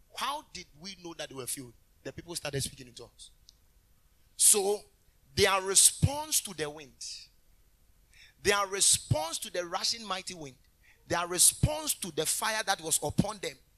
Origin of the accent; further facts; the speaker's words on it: Kumasi, Ashanti, Ghana; I was born in Kumasi.